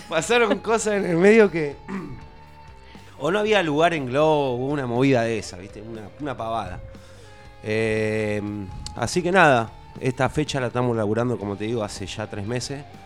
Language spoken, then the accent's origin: Spanish; Tandil, Buenos Aires Province, Argentina; soy un músico de Tandil, estoy viajando